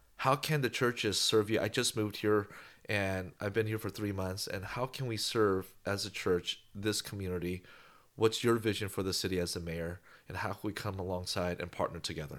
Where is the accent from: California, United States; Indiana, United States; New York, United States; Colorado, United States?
California, United States; Bay Area; moved away as an adult; also born or lived in Los Angeles; now in Bakersfield, United States; I grew up in the Bay Area, San Francisco, San Jose, Oakland, and moved to L A.